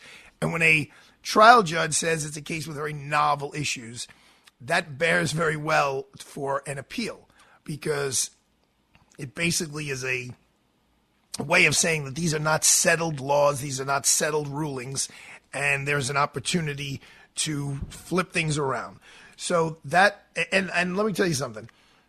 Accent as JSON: {"language": "English", "town": "Long Island", "region": "New York", "country": "United States", "tie": "born or raised there", "lives_now": "Georgia, United States", "said": "been down here in Georgia for the last 30 years, and, you know, there's no New York in me anymore. I grew up in Long Island"}